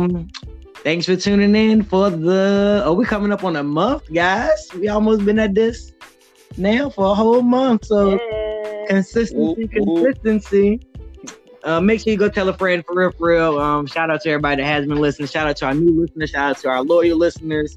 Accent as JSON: {"language": "English", "region": "the South", "country": "United States", "said": "we're from the South"}